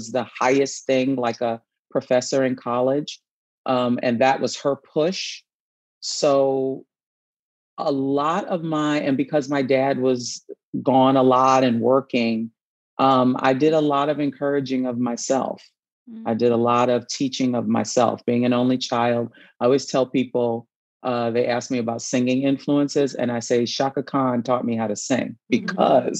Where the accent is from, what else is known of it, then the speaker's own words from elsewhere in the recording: New York City, New York, United States; I grew up in New York City